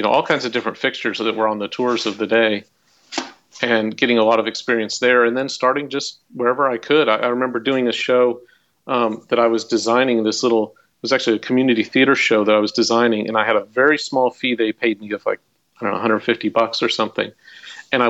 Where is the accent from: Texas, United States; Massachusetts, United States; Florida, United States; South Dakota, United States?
Texas, United States; Irving; the public school where I was growing up in Irving, Texas